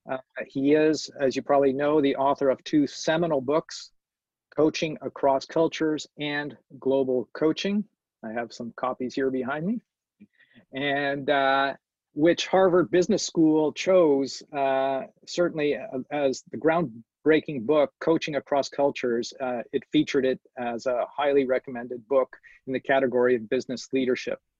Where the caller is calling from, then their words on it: Montreal, Quebec, Canada; I'm, I'm dialing in from Montreal, a very multicultural city